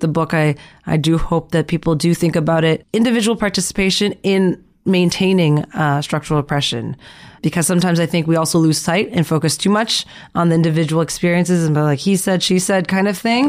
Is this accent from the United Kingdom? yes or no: no; Canada; growing up in Canada